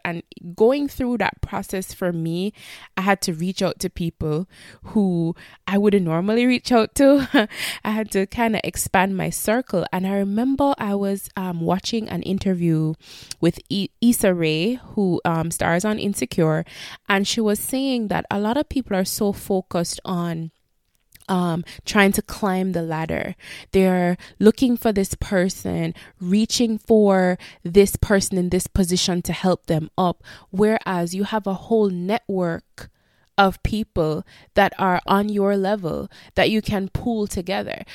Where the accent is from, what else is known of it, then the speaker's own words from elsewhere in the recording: Jamaica; moved away; help our country that we were raised and born